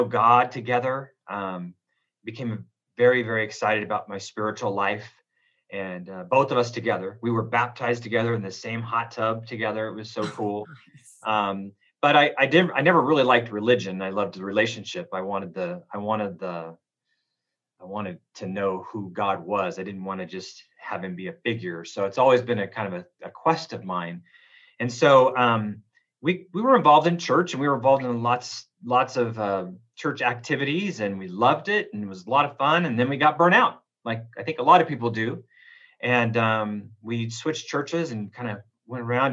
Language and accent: English; Oroville, California, United States; moved away as an adult; now in Reno, United States; I was born in Southern California. My dad moved up to Northern California, a little place called Oroville, California in Butte County. I have my roots in California, graduated from Las Palmas High School in Oroville, California